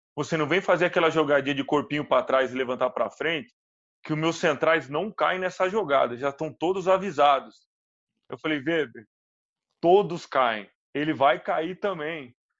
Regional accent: Minas Gerais, Brazil; como bom mineirinho

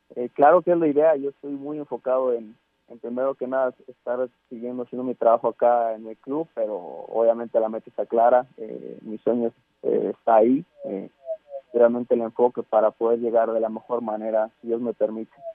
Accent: Mexico; como mexicano

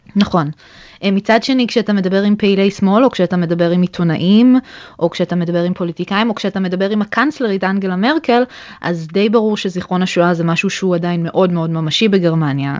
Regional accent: Israel; moved away as an adult; also born or lived in Germany (born); now in Berlin, Germany; חזרנו בחזרה לישראל, ולמעשה גדלתי כל חיי בארץ

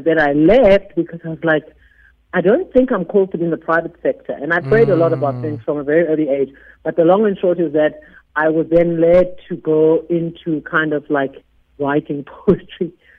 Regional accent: Eastern Cape, South Africa; also born or lived in Grahamstown; We're from the Eastern Cape.

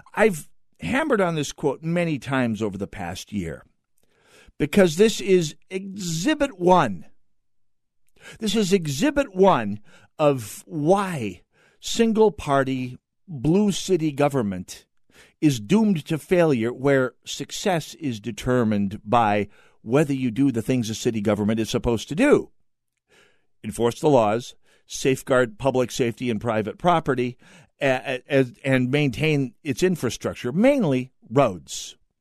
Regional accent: North Dakota, United States; I'm from North Dakota

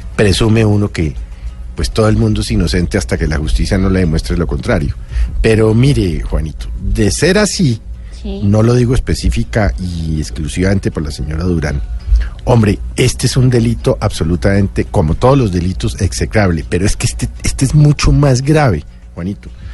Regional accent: Colombia; como ciudadano, como colombiano

